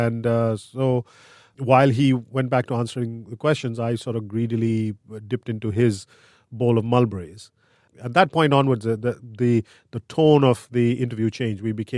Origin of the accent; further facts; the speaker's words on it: India; I'm an editor-at-large at Quartz. I grew up in India, and when I was 5 or 6 years old, our upstairs neighbor went to Iran and came back.